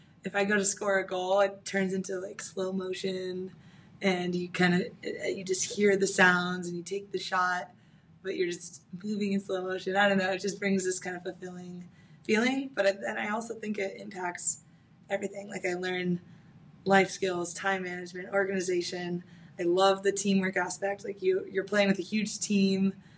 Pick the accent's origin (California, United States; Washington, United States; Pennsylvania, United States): California, United States; now in San Diego, United States; Okay, so I'm from Orange County. I came to San Diego from my college experience. So I went to UCSD, and I've been here ever since.